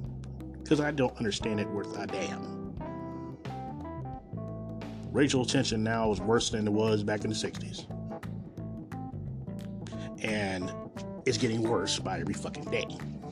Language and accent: English; Kansas City, Missouri, United States; born there; I was born right here in Kansas City, down at Truman Medical Center.